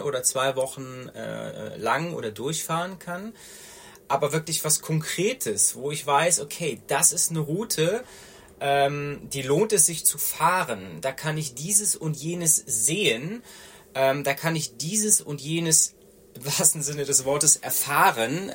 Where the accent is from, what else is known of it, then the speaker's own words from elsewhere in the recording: Rhineland, Germany; accent: Rhenish; now in Munich, Germany; bin gebürtiger Rheinländer. Man hört das teilweise auch noch an meiner Stimme